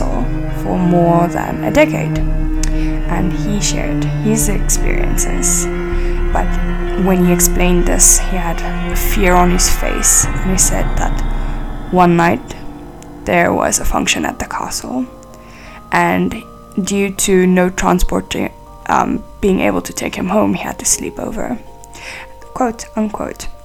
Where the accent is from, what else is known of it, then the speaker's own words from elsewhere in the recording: South Africa; I'm from South Africa